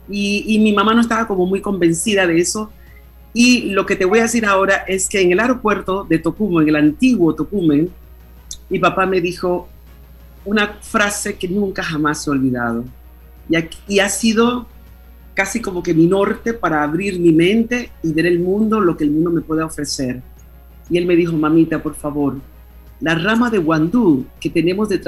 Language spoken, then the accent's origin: Spanish; Panama; now in Spain; cuando yo salí de Panamá en el año 1976, que vine a estudiar a España